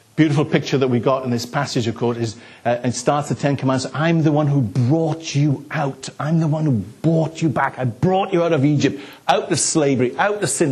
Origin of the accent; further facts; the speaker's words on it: the Welsh Valleys, Wales, United Kingdom; I grew up in the Welsh Valleys